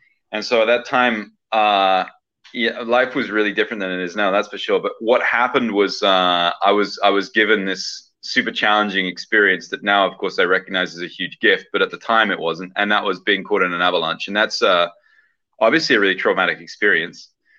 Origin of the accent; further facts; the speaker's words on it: southern England, United Kingdom; So I actually grew up in the UK, in southern England, and I spent the first about 20 years of my life being educated